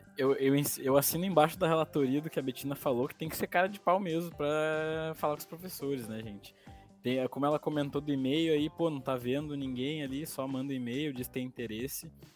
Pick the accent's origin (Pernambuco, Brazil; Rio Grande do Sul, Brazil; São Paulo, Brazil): Rio Grande do Sul, Brazil; Sapucaia do Sul; eu sou de Sapucaia